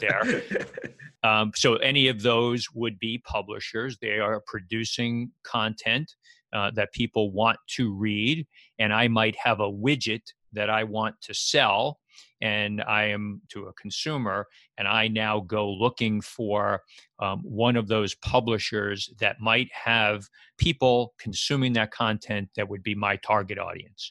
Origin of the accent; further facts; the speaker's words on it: New York, United States; moved away as an adult; now in New Jersey, United States; I live in New Jersey and have for the last thirty years. I grew up in New York